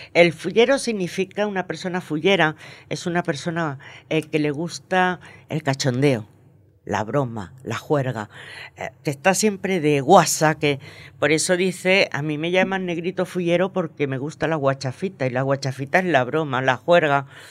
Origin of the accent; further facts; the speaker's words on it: Venezuela; moved away; also born or lived in Margarita Island; nací y me crié en Venezuela